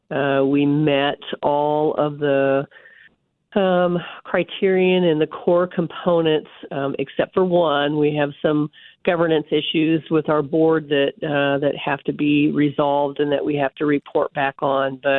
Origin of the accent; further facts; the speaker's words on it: North Platte, Nebraska, United States; moved away as an adult; also born or lived in Concordia, Kansas; now in Kansas, United States; I grew up in North Platte, Nebraska